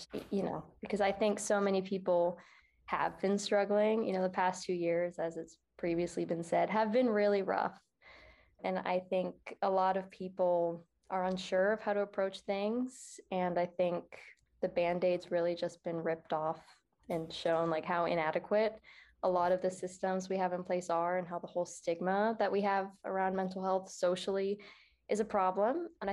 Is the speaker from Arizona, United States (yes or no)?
yes; Phoenix, Arizona, United States; I am from Phoenix, Arizona